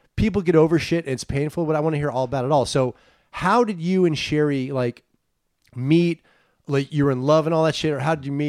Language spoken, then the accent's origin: English; Los Gatos, California, United States; also born or lived in San Francisco; I'm from the Bay Area.